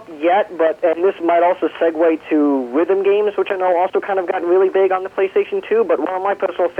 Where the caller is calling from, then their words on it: New York, United States; Hey, it's … from Long Island.